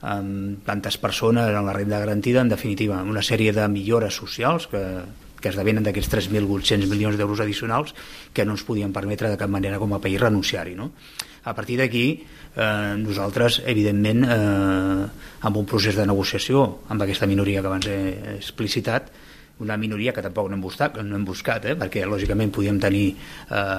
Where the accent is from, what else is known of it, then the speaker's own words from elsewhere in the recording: Lloret de Mar, Catalonia, Spain; sóc de Lloret de Mar